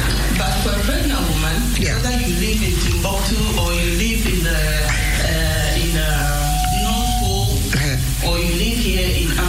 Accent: Ghana; now in Netherlands; I'm a Ghanaian, and I did my school in the Netherlands, so I'm constituting two cultures.

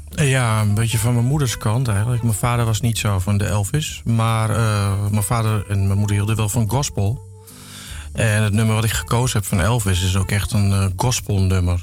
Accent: Amsterdam, North Holland, Netherlands; ik ben eigenlijk in West geboren, West-Zuid

